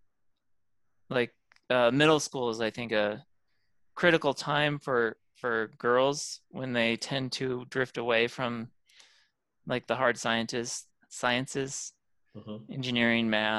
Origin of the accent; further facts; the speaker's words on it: Bloomington, Indiana, United States; I was born in Bloomington, Indiana.